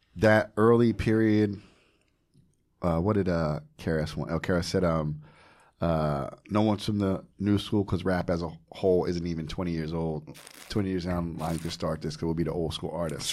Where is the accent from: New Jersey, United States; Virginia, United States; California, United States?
New Jersey, United States; growing up in Jersey, forty, forty miles from New York City